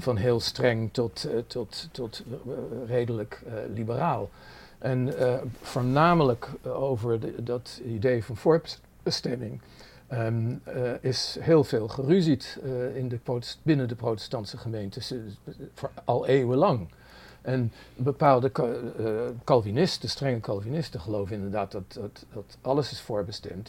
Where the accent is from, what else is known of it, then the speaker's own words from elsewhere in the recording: Netherlands; moved away as an adult; now in New York, United States; Ik ben in Nederland helemaal opgegroeid